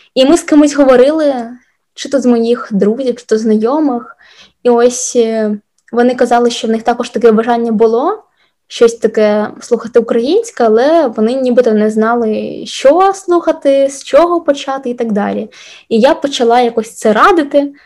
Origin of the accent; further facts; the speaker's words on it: Sloviansk, Donetsk Oblast, Ukraine; moved away; also born or lived in Kyiv / Stockholm; я зі Слов'янська